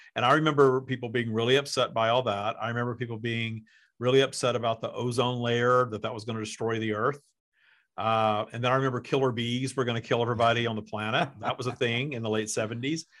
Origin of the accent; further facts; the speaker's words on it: the South, United States; I grew up in the South, too